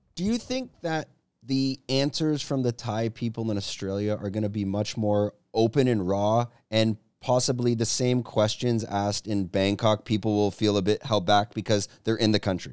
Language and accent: English; Canada; moved away as an adult; now in Thailand; I'm from Canada